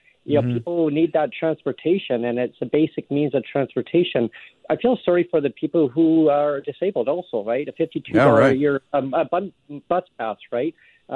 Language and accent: English; Langley, British Columbia, Canada; now in Victoria, Canada; I grew up in Langley.